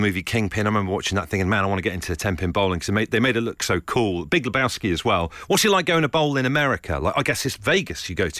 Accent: Leigh-on-Sea, East of England, United Kingdom; I'm from Leon C.

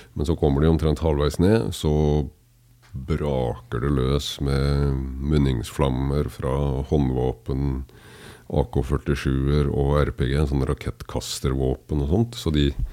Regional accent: Kragerø, Telemark, Norway; now in Kolbotn, Norway; født og oppvokst i Kragerø, men bor på Kolland

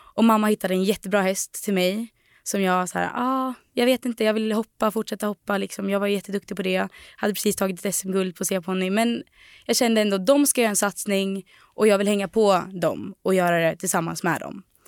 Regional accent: Delsbo, Gävleborg County, Sweden; moved away; på gården i Delsbo där vi kommer ifrån.

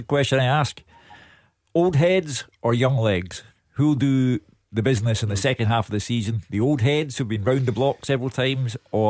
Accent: Scotland, United Kingdom; we have sometimes that regrettable Scottish characteristic

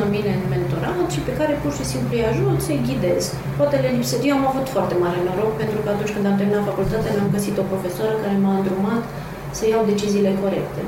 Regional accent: Transylvania, Romania; moved away as an adult; also born or lived in Cluj-Napoca; now in Bucharest, Romania; Sunt ardeleancă

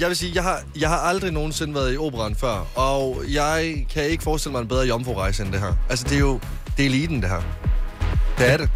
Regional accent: West Jutland, Denmark; moved away; en kro, vi har hjemme i Vestjylland

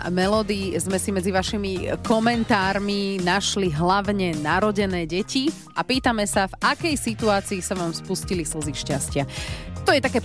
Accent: Kremnica, Banská Bystrica Region, Slovakia; Nie som síce domáci, ja som z Kremnice, ale asi sem budem chodiť častejšie.

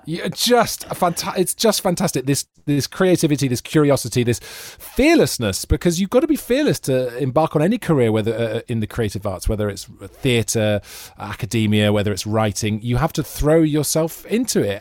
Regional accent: Wales, United Kingdom; moved away; as a Welshman

